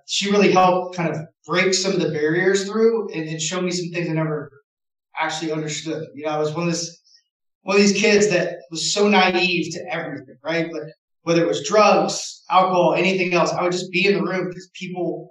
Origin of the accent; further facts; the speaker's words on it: Knoxville, Tennessee, United States; I'm from Tennessee, Knoxville